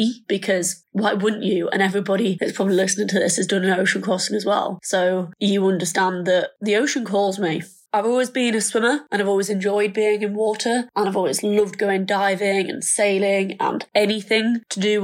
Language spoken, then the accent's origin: English; Thirsk, Yorkshire and the Humber, United Kingdom; I am 22 and I'm from Thirsk in North Yorkshire